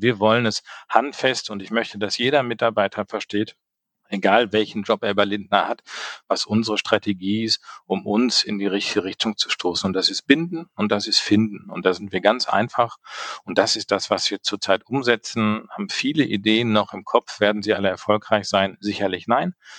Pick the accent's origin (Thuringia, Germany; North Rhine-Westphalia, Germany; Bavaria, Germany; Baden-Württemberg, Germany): North Rhine-Westphalia, Germany; Sauerland; now in Düsseldorf, Germany; gebürtiger Sauerländer